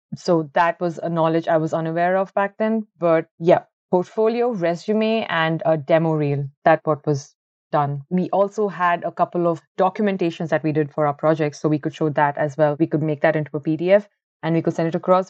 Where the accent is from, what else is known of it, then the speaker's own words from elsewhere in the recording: Bangalore, Karnataka, India; moved away as an adult; also born or lived in Ahmedabad, India; now in Ireland; originally I am from Bangalore. It's the IT capital of India, and I've been born and brought up over there.